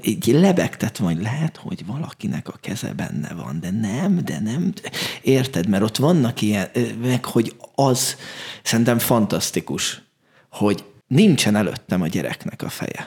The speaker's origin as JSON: {"language": "Hungarian", "region": "Budapest", "country": "Hungary", "said": "ahonnan én jövök, tizenhetedik kerületben van a Gózony Gyula Kamara Színház"}